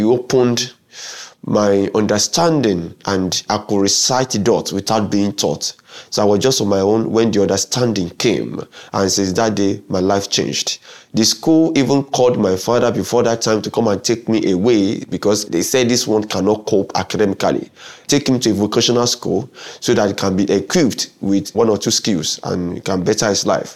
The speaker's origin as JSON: {"language": "English", "region": "Lagos", "country": "Nigeria", "tie": "born or raised there", "also_born_or_lived": "Ogun State, Nigeria", "said": "I grew up in Lagos, and after 6 years, I was taken to Ogun State, another state in Nigeria"}